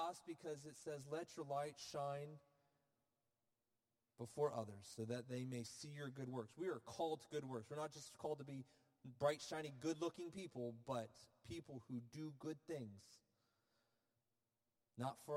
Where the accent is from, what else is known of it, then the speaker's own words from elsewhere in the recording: Florida, United States; I'm from Florida